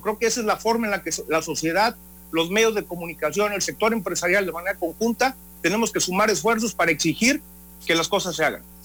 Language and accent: Spanish; Veracruz, Mexico; yo soy veracruzano